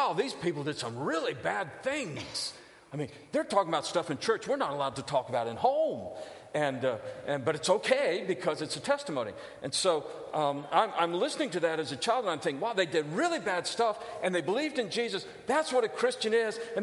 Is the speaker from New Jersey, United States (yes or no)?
no; San Diego, California, United States; moved away; I grew up in First Baptist Church of San Diego, California. Spent about 6 years there